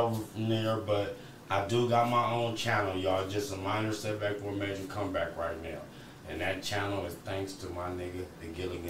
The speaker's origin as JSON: {"language": "English", "town": "Atlanta", "region": "Georgia", "country": "United States", "said": "Milk, am I allowed in that hood? I'm from Atlanta."}